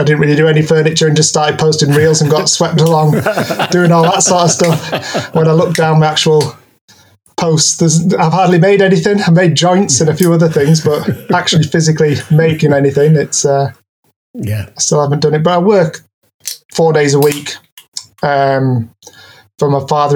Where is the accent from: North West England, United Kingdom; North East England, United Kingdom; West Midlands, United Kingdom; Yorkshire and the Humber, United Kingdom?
North West England, United Kingdom; Keswick; now in Newcastle, United Kingdom; I live in Newcastle. I'm originally from Cumbria, from Keswick